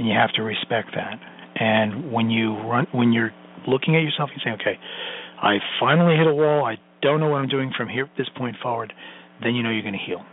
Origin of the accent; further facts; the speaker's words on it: New York City, New York, United States; I'm Sicilian from Brooklyn